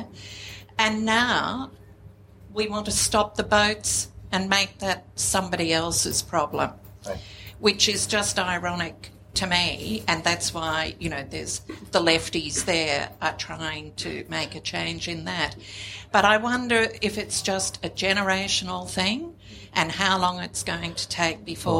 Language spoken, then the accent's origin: English; Australia; also born or lived in England; clearly I'm Australian. And I've had to travel for work and for pleasure, and I've never been barred from going into any country. I even managed to live in England for about 8 years.